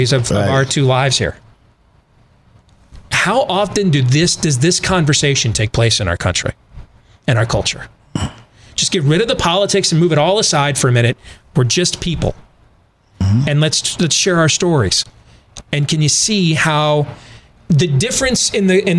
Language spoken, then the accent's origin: English; Michigan, United States; moved away as an adult; also born or lived in Grand Rapids, Michigan; now in Des Moines, United States; I grew up in Michigan